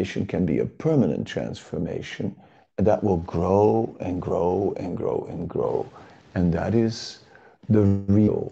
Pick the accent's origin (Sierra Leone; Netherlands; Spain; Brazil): Netherlands; I was born in the Netherlands.